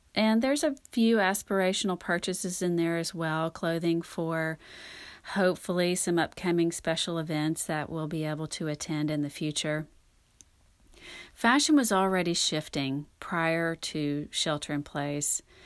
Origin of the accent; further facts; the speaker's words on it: North Louisiana, United States; also born or lived in Texas; now in Dallas, United States; I grew up in North Louisiana